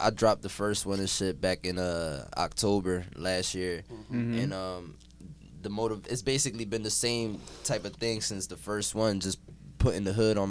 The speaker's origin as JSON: {"language": "English", "town": "Philadelphia", "region": "Pennsylvania", "country": "United States", "tie": "born or raised there", "also_born_or_lived": "Connecticut", "said": "I actually moved to the Badlands when I was like what, 10, yeah, like 9, 10"}